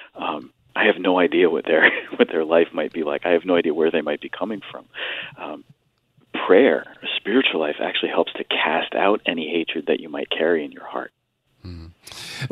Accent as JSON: {"language": "English", "town": "Stratford", "region": "Connecticut", "country": "United States", "tie": "born or raised there", "said": "I grew up in Stratford, uh, product of the Catholic schools of the Diocese of Bridgeport"}